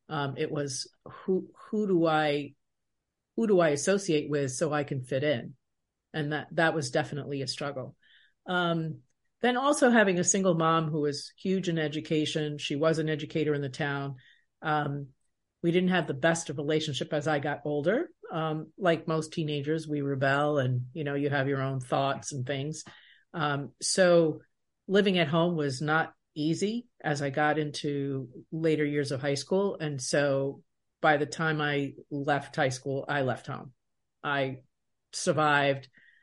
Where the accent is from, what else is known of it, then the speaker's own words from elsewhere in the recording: Baldwin, New York, United States; At that time, where I grew up in Baldwin, it was predominantly white, and my junior high was predominantly white and predominantly 99% Jewish. And I am a Latina woman.